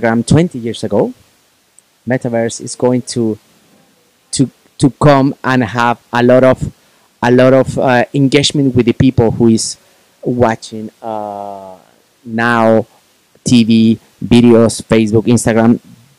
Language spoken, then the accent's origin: English; Puebla, Mexico; Puebla, city where my hometown